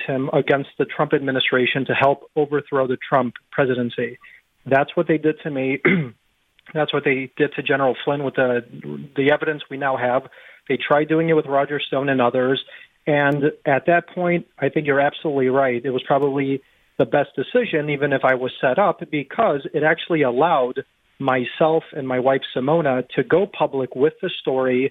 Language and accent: English; Chicago, Illinois, United States; I grew up in Chicago